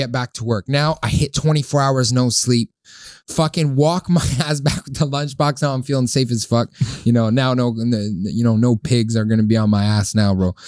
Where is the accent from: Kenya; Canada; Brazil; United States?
Canada; Saint-Jean-sur-Richelieu, Quebec; I am from Saint Jean